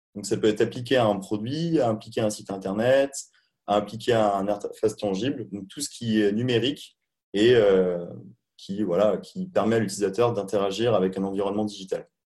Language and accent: French; Charente-Maritime, Nouvelle-Aquitaine, France; moved away as an adult; also born or lived in China / Montreal / Hamburg; à la base je suis pas parisien, je suis originaire de Charente-Maritime